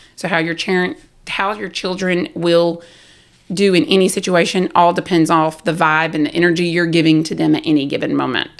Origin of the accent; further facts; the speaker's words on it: South Carolina, United States; moved away; I was from South Carolina